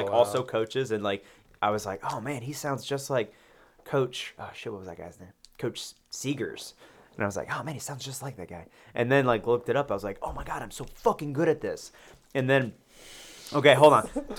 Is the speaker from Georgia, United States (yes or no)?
yes; Loganville, Georgia, United States; moved away as an adult; also born or lived in Atlanta, Georgia; I was born in Atlanta. When I was six, we moved to Loganville, which is an hour east. It's like pretty much directly between Athens and Atlanta. And then when I went to college, I moved back to Atlanta and stayed there.